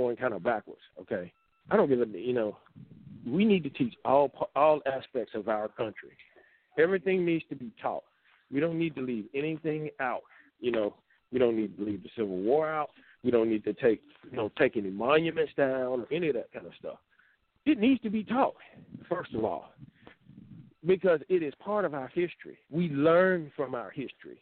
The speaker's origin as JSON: {"language": "English", "region": "Mississippi", "country": "United States", "tie": "born or raised there", "said": "I grew up in Mississippi."}